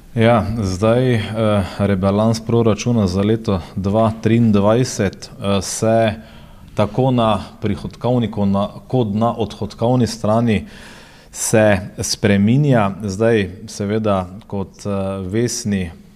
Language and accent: Slovenian; Maribor, Slovenia; Mariborčani, smo ponosni